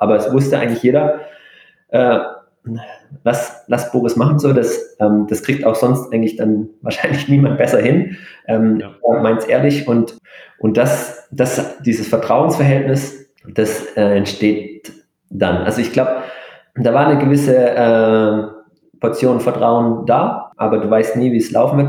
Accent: Germany; also born or lived in Japan; als, als Deutscher

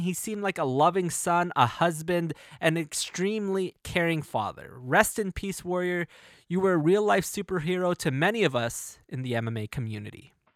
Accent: Canada; my home country of Canada

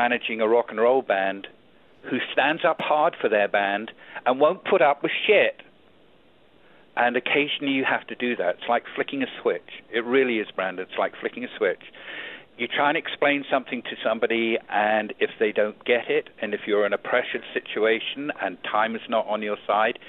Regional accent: Auckland, New Zealand; He was born in the same nation I was born in. He's a New Zealander. He was born in Wellington. I was born in Auckland.

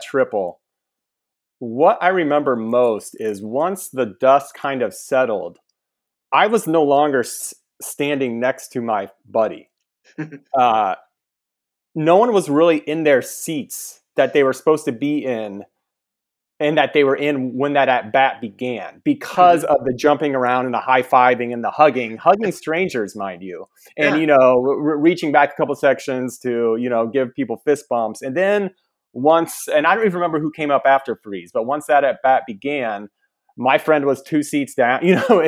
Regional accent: near Springfield, central Illinois, United States; I'm from central Illinois, right in the kind of near Springfield. And it was where I grew up

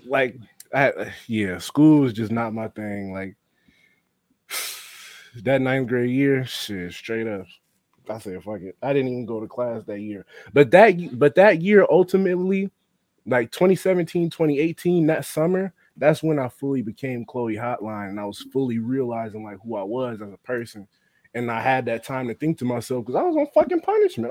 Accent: Cincinnati, Ohio, United States; also born or lived in Norwood, Ohio; I'm growing up on the east side, Pleasant Ridge to be exact, the edge of Pleasant Ridge

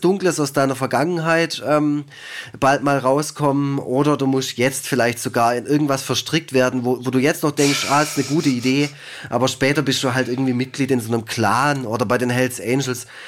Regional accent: Germany; ich bin aus Deutschland

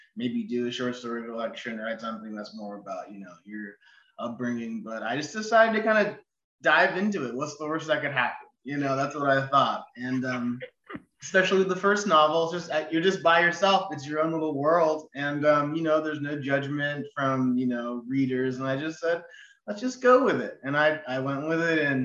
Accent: Ashland, Oregon, United States; moved away as an adult; also born or lived in Eugene, Oregon / San Francisco / Austin, Texas; I was born in Eugene, actually. I only was there for a few years, though, and then grew up in Ashland, Oregon

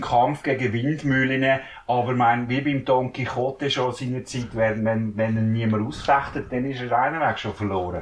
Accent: Switzerland; bei uns in der Schweiz

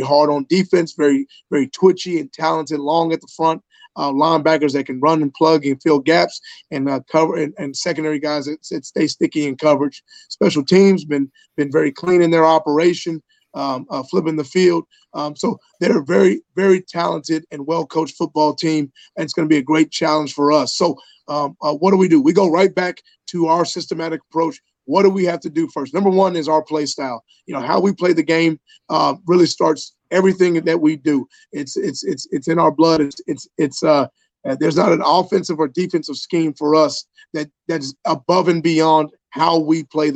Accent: Dallas, Texas, United States; moved away as an adult; also born or lived in the South; now in Buffalo, United States; I grew up in Dallas, Texas

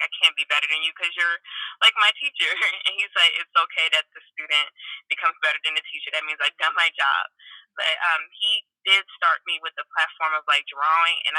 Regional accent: Gary, Indiana, United States; I'm from Gary, Indiana

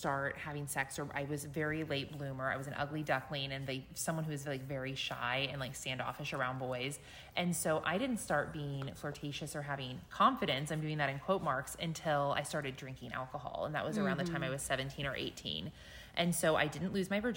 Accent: Midwest, United States; I grew up in the Midwest and very close to an area called the Bible Belt

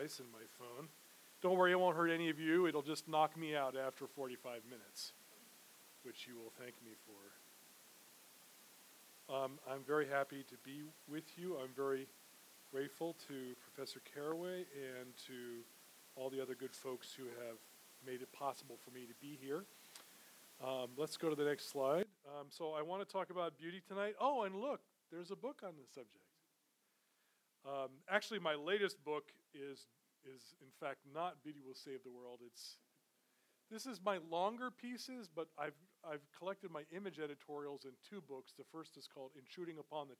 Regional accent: New York City, New York, United States; I grew up in New York City

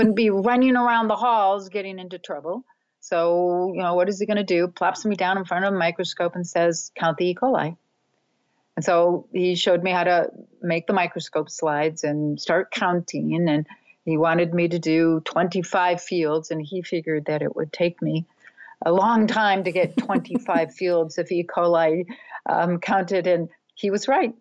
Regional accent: Minnesota, United States; I grew up in Minnesota, so the frigid Northlands

